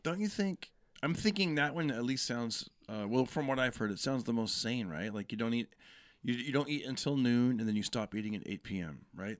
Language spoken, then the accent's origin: English; Fresno, California, United States; also born or lived in Bay Area, California; I grew up in Fresno, moved out when, you know, when I was twenty, moved to the Bay Area